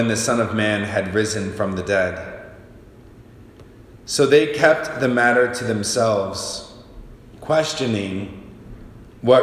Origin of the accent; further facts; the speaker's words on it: Michigan, United States; now in Lincoln, United States; I grew up in Michigan